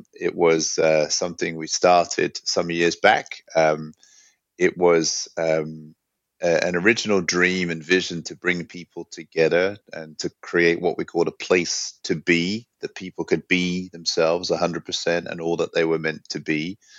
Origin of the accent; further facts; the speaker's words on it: London, United Kingdom; also born or lived in New York / Hong Kong / San Francisco; now in Sweden; I grew up in London.